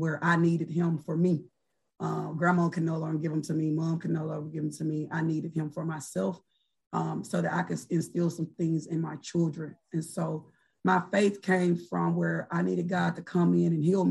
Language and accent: English; Oxford, Mississippi, United States; I'm originally from Oxford, Mississippi